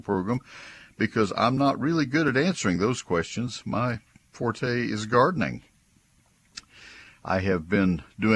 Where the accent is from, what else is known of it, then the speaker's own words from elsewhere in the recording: College Station, Texas, United States; also born or lived in Ohio; I grew up in College Station